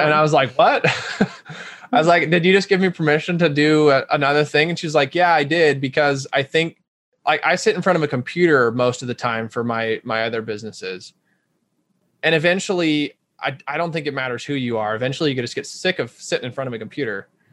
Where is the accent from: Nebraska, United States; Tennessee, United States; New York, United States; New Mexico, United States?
Nebraska, United States; Omaha; now in Rochester, United States; I'm from Omaha, Nebraska originally, which is a little larger town